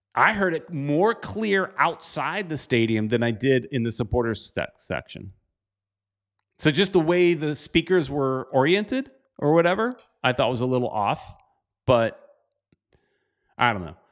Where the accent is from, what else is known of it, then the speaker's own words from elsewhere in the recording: South Florida, United States; my hometown stadium